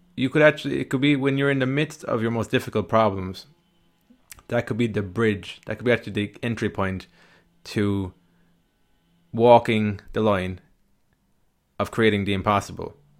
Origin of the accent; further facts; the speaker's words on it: Ireland; accent: Irish; my Irish kind of accent